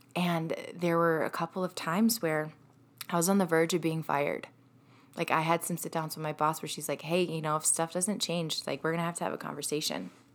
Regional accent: Ohio, United States; moved away as an adult; also born or lived in Michigan; I moved to Michigan from Ohio, so that's where I grew up. Was in Ohio

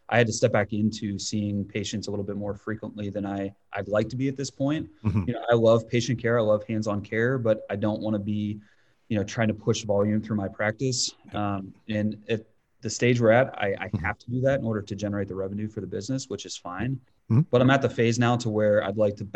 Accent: Northeast Ohio, United States; I grew up in Ohio, Northeast Ohio.

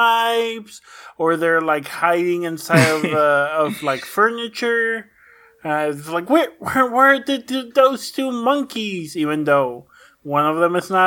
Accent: Mexico; moved away; someone who played, like, 100, probably around more than that, games of soccer growing up in Mexico

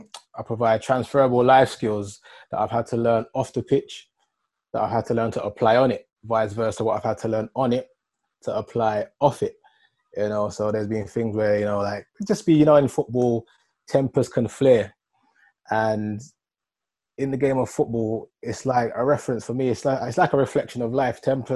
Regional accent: Wood Green, London, United Kingdom; So I grew up in North London, Wood Green. I went to school, the Bromfield School, secondary school.

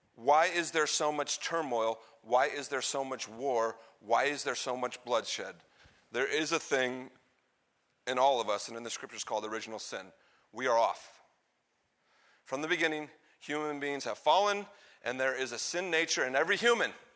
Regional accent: United States; I'm an American Christian

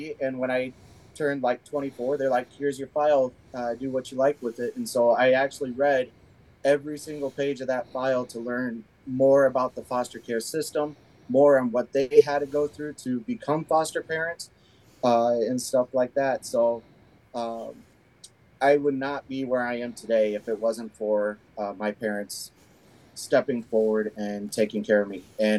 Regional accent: Waterloo, Iowa, United States; born there; I was born in Waterloo, Iowa. My mother was 16 years old when she had me.

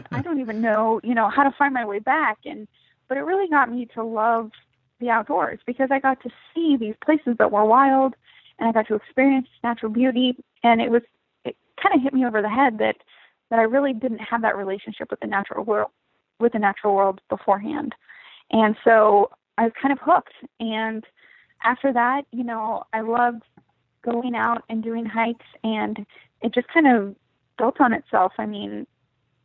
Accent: Bellingham, Washington, United States; also born or lived in Sedro-Woolley, Washington; I grew up in Cedar Woolley in Bellingham

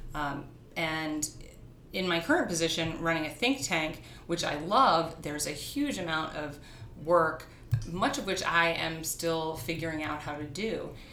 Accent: New York City, New York, United States; I grew up in New York and I grew up in a family of artists

